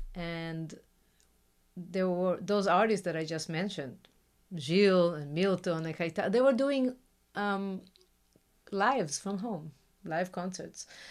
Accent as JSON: {"language": "English", "country": "Israel", "second_language": "English", "moved": "yes", "lives_now": "Brazil", "said": "I come from Israel"}